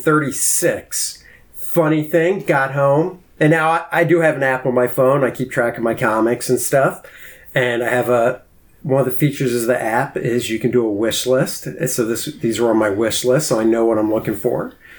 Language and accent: English; D.C., Maryland, United States; I grew up outside of Washington, D.C. in Maryland